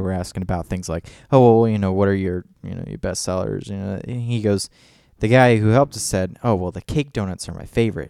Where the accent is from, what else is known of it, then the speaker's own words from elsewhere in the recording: Clermont, Florida, United States; now in Alexandria, United States; in our hometown of Claremont, Florida